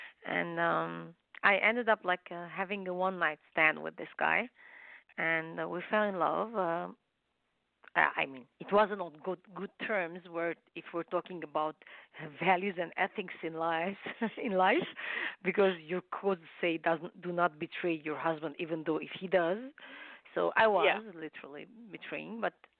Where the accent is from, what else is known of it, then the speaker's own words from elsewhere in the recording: Lebanon; moved away as an adult; also born or lived in Los Angeles, United States; now in Canada; In Lebanon and I was married, so I came to U.S., United States, Los Angeles.